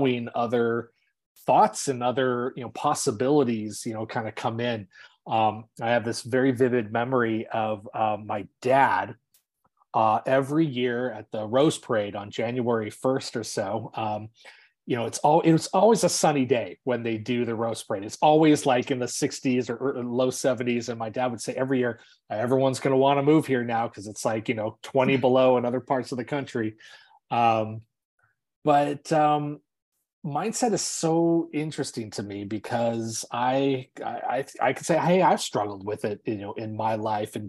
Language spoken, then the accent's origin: English; Los Angeles, California, United States; moved away as an adult; I actually grew up in Southern California in the LA area, and my family still lives down there